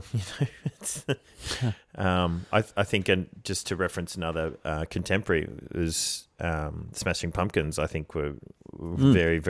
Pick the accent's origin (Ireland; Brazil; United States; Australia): Australia; Canberra, Australian Capital Territory; I grew up in Canberra. You know, when you turn 14, you have to choose between smack or weed.